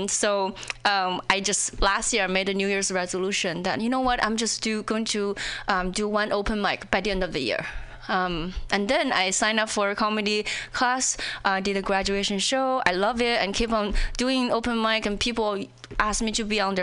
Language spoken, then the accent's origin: English; China; English is a second language; moved away as an adult; also born or lived in Indiana; now in Seattle, United States; when I was in China